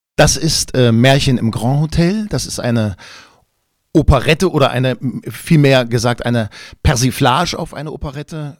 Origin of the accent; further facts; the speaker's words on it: Quedlinburg, Saxony-Anhalt, Germany; ich bin in Quedlinburg im Harz groß geworden